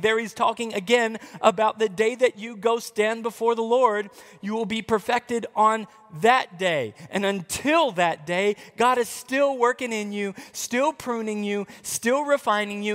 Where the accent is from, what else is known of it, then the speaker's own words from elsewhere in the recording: United States; we're American